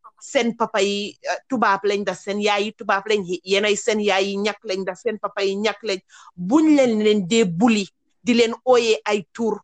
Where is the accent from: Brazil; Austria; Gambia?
Gambia; when we were growing up in Gambia